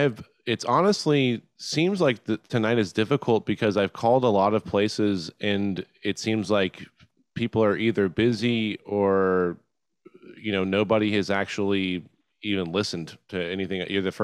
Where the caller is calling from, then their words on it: Texas, United States; I'm calling from Texas.